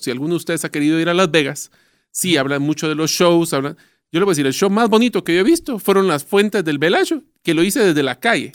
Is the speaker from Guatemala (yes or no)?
yes; Guatemala; Nosotros ya estamos acostumbrados